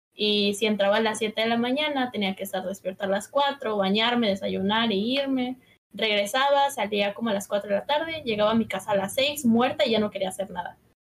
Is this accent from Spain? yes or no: no; Cancún, Quintana Roo, Mexico; also born or lived in Mexico City; nací en la Ciudad de México, pero casi toda mi vida la he vivido en Cancún